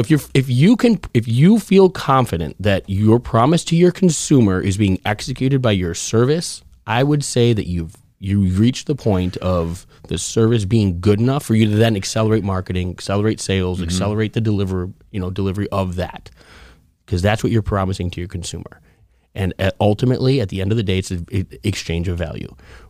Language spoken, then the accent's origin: English; Chicago, Illinois, United States; I'm from Chicago.